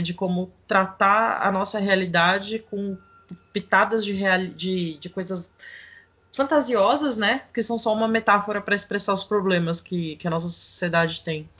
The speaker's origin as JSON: {"language": "Portuguese", "region": "São Paulo", "country": "Brazil", "tie": "born or raised there", "said": "na Vila Gustavo, o bairro onde nasci"}